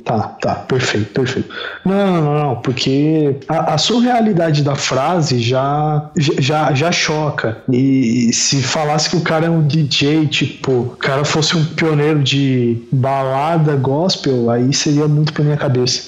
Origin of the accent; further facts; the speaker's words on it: Brazil; quando eu era adolescente, lá quando eu estava crescendo na Coab